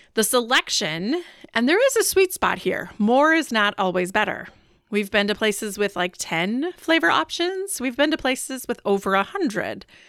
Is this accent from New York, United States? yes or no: no; Wisconsin, United States; I am from Wisconsin